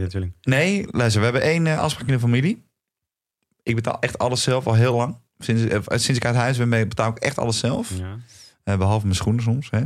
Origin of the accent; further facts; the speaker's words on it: Netherlands; wij als Nederlanders